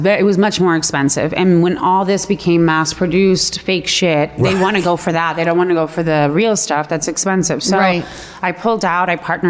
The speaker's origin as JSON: {"language": "English", "town": "Los Angeles", "region": "California", "country": "United States", "tie": "born or raised there", "also_born_or_lived": "Palos Verdes", "said": "Born and raised here in L.A."}